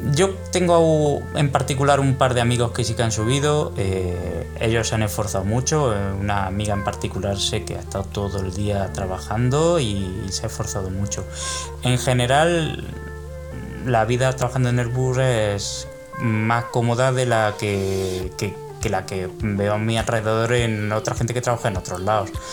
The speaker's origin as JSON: {"language": "Spanish", "town": "Córdoba", "region": "Andalusia", "country": "Spain", "tie": "born or raised there", "also_born_or_lived": "Bremen", "moved": "as an adult", "lives_now": "Madrid, Spain", "said": "yo nací en Córdoba, eh, estudié hasta los 18 años allí"}